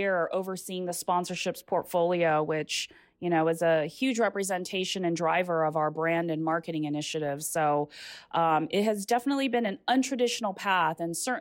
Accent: Litchfield, Minnesota, United States; also born or lived in Japan; We landed in Minnesota in a tiny town called Litchfield, one stoplight, one McDonald's, an incredible place to grow up

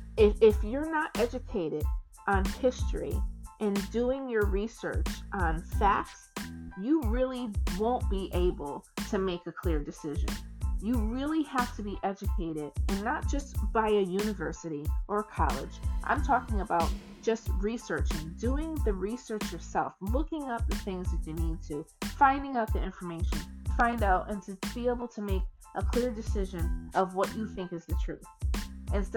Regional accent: United States; we as American people

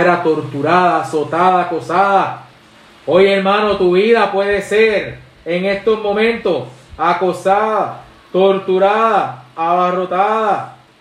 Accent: Puerto Rico; somos boricuas

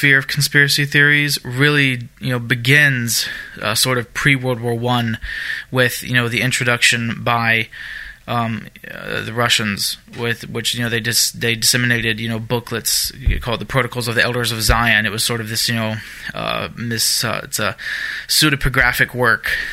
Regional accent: Germany; moved away; I grew up in Germany. I lived in Germany most of my younger years

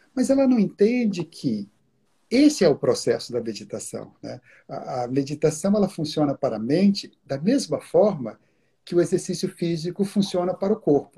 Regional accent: Minas Gerais, Brazil; also born or lived in Curitiba, Brazil; now in New York, United States; Eu sou originalmente eu sou de Minas Gerais mas adotei como adotei Curitiba como minha, minha segunda segunda casa

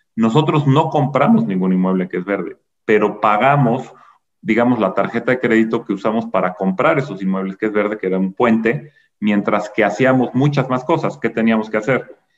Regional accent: Mexico; somos mexicanos

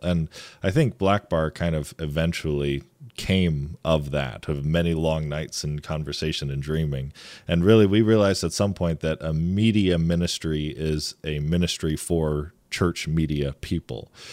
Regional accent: east side of Michigan, United States; I actually grew up and I lived on the east side of the state

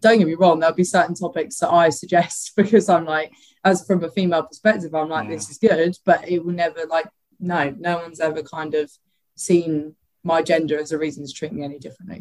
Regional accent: Ramsgate, South East England, United Kingdom; also born or lived in Greenwich, London / Bexley, London; I grew up in Ramsgate

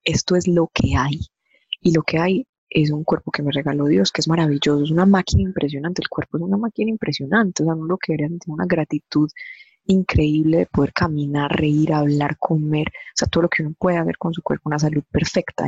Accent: Medellín, Antioquia, Colombia; now in Envigado, Colombia; Soy, soy de Medellín, obviamente, como pueden escucharlo, pero actualmente vivo en Envigada. Eh, digamos, tengo 32 años. Eh, yo estudié siempre aquí en Medellín

